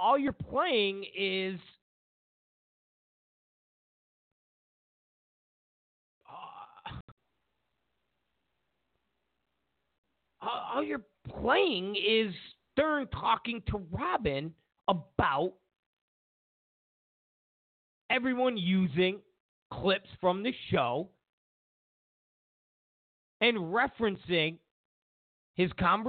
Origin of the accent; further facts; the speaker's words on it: New York, United States; I grew up in New York